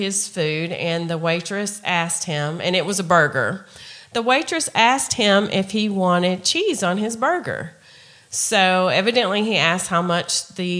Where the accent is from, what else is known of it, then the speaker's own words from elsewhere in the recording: Tennessee, United States; we're from Tennessee